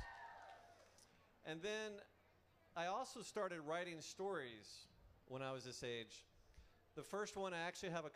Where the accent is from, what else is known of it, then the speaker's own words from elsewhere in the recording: Atlanta, Georgia, United States; I was born in Atlanta, Georgia